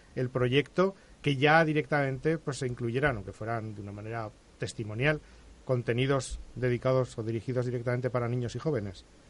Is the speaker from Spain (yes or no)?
yes; Spain; por ser de esta parte del océano